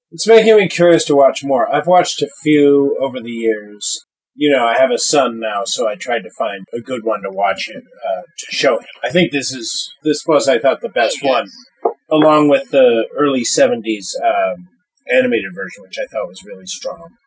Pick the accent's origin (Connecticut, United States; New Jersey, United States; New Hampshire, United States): Connecticut, United States; born or raised there; also born or lived in Cambridge, United Kingdom